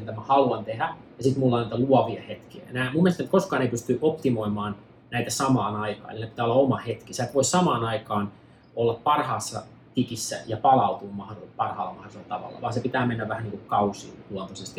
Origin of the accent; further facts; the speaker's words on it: near Tampere, Pirkanmaa, Finland; moved away as an adult; also born or lived in New York; now in Los Angeles, United States; mä ää, synnyin ja kasvoin tuossa Pirkanmaalla ää, noin 30 minuutin päästä Tampereelta, semmoisessa pienessä maa, maatilassa